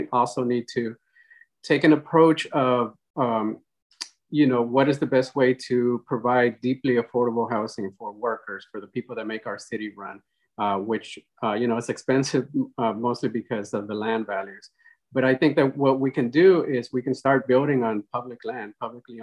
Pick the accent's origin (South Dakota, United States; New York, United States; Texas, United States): Texas, United States; Austin; also born or lived in Mexico; I'm originally from Mexico, but I arrived here in Austin when I was 8 years old, and I live in Montopolis. That's where I grew up